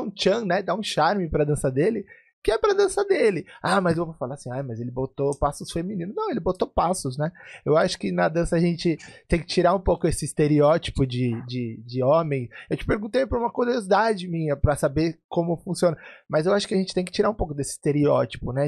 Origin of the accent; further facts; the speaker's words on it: Brazil; cresci no Brasil aprendendo percussão árabe sem ser árabe